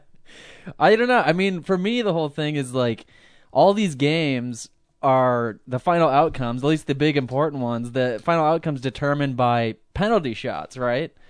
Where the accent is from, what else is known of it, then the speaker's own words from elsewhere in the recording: Midwest, United States; we're from the Midwest, but we're from sorta like the more, I don't know, a little bit more cultured area